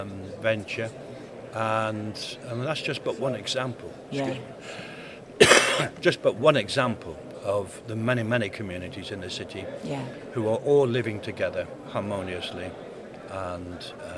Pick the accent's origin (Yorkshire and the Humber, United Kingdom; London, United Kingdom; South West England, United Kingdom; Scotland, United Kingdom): South West England, United Kingdom; Plymouth; now in Coventry, United Kingdom; My hometown's Plymouth, but I chose to live in Coventry